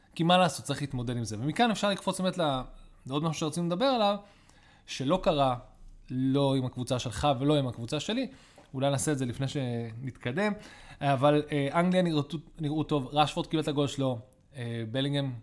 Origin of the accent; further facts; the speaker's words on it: Israel; גדלנו בארץ ישראל